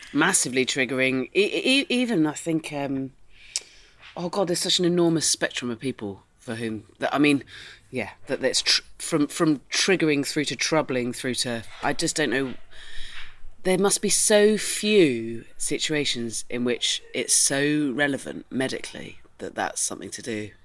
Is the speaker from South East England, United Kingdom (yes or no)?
no; Dorset, South West England, United Kingdom; I'm from Dorset